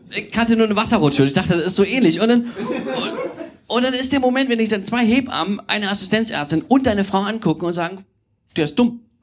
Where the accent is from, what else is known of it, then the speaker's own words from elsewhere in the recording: Dresden, Saxony, Germany; moved away as an adult; also born or lived in Dubna, Russia; now in Berlin, Germany; ich bin gebürtiger Dresdner. Also ich bin in Dresden geboren und als ich vier Jahre alt war, sind wir in die Sowjetunion gezogen